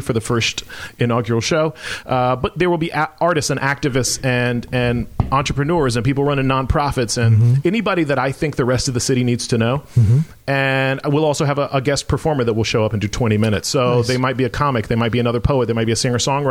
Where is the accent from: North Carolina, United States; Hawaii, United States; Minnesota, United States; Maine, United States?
North Carolina, United States; Western; also born or lived in Tampa, Florida; I was 10 years old. I moved to a town with one stoplight in Western North Carolina in the middle of nowhere